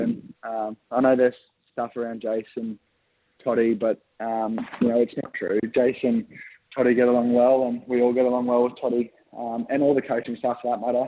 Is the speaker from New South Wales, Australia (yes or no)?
no; Brisbane, Queensland, Australia; moved away; play in Brisbane. It's my hometown